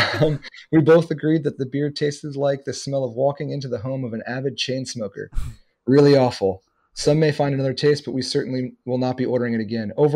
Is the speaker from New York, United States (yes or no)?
yes; New York, United States; moved away as an adult; now in Florida, United States; I lived in New York for like 18 years. That's where I was born and raised